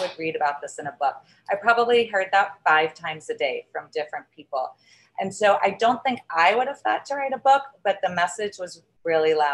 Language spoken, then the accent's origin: English; the South, United States; I grew up in a very traditional family, and I was raised in the South.